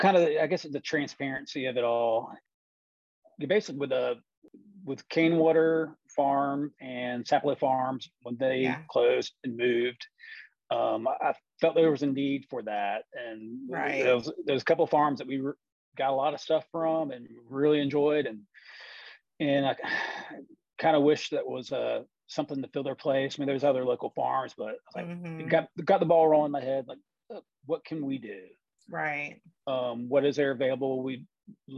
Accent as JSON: {"language": "English", "town": "St. Simons Island", "region": "Georgia", "country": "United States", "tie": "born or raised there", "also_born_or_lived": "Athens, Georgia", "said": "growing up on St. Simon's, I got my first job in the restaurant business when I was 15"}